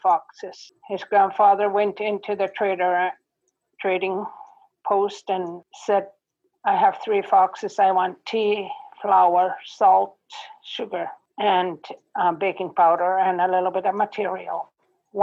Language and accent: English; Coral Harbour, Nunavut, Canada; English is a second language; We're from Coral Harbour, Nunavut. NWT before that.